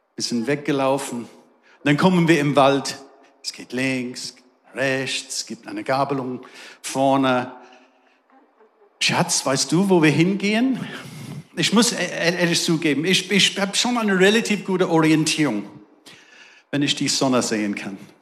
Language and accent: German; England, United Kingdom; German is a second language; now in Darmstadt, Germany; Ihr merkt, ich habe einen besonderen Akzent. Ich komme aus England